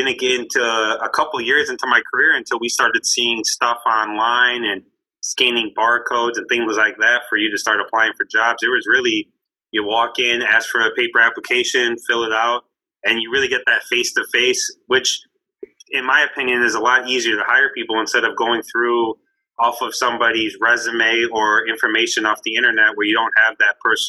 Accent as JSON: {"language": "English", "town": "Canton", "region": "Michigan", "country": "United States", "tie": "born or raised there", "said": "I'm from Canton, Michigan, which is 20 minutes west of Detroit"}